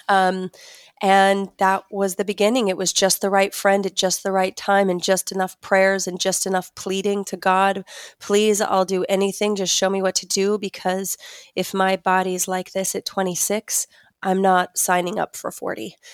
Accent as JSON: {"language": "English", "region": "Utah", "country": "United States", "tie": "born or raised there", "said": "I grew up in Utah, grew up Mormon"}